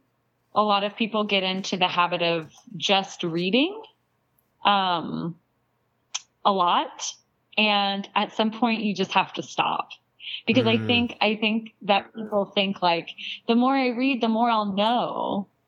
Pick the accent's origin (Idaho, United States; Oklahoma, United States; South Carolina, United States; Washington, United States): South Carolina, United States; Charleston; I'm actually from South Carolina. Okay. I'm from Charleston, which is near the coast of South Carolina